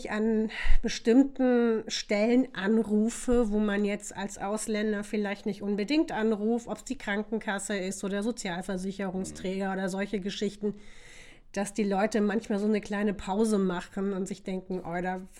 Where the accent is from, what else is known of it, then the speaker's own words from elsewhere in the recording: Osnabrück, Lower Saxony, Germany; now in Vienna, Austria; Ich lebe aber schon so lange in Wien. Ich komme eigentlich aus Osnabrück.